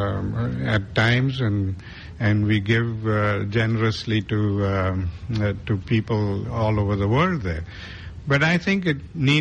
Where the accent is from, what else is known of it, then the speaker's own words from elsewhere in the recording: South Africa; we grew up in South Africa